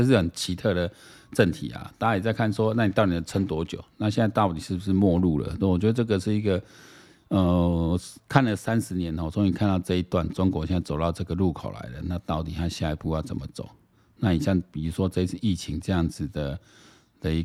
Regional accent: Taiwan; 因为我们台湾人真的对俄罗斯乌克兰不是那么了解，所以看资料蛮有趣的。

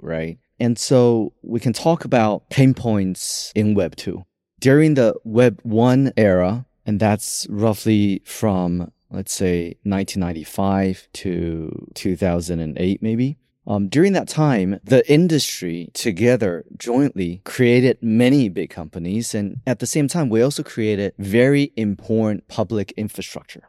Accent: Taiwan; I was born in Taiwan, so I have a Taiwanese passport

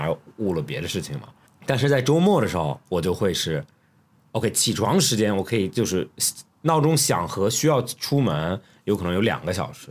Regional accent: Australia; moved away; 你小时候在学校，他逼着你干很多事情 就特别在澳洲

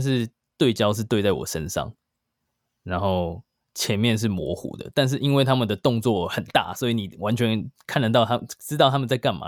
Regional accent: Taiwan; moved away as an adult; now in New York, United States; 在台湾，我是高中毕业过差不多两年才移民去美国，所以，呃，我，我算是在台湾长大的，然后现在是新移民

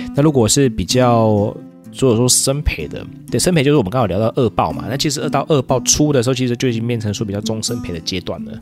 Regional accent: Taiwan; 我台湾人

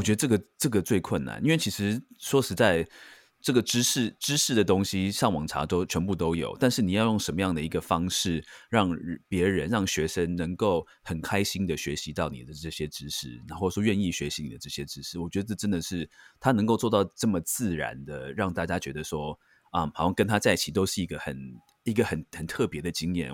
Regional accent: Taiwan; 尤其在台湾，就是我觉得我们台湾人长大的

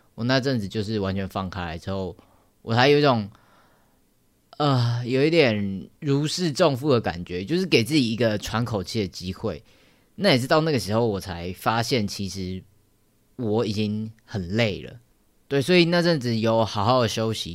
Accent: Taoyuan, Taiwan; moved away as an adult; now in Taipei, Taiwan; 我老家在桃园，然后我现在还搬到台北来住

